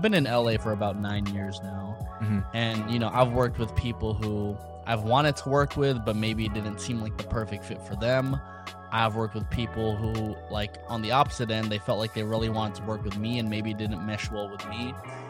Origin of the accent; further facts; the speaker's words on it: Philippines; now I've really championed being Filipino because like I've come to realize like how important that is for other people.